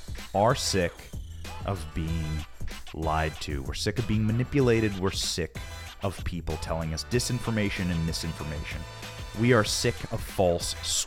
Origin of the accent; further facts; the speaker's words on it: Iowa, United States; I grew up in Iowa. I grew up working on farms